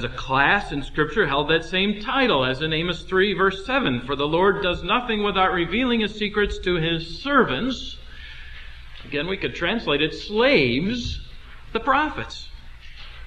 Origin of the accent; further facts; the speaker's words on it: United States; as American Christians